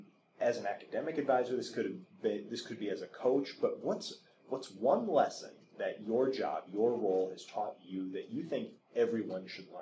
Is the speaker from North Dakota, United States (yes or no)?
no; Wisconsin, United States; now in Minnesota, United States; I'm from Wisconsin originally